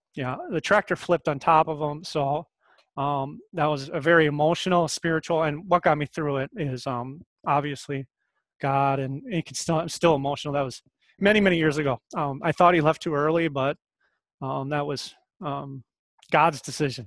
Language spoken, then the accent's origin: English; Winona, Minnesota, United States; I'm from Minnesota originally. Uh, I grew up in uh, rural Minnesota, outside of Winona, Minnesota